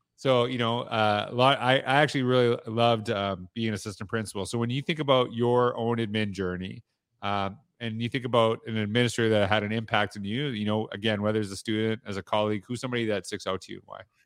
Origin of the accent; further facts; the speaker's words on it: Canada; I'm from Canada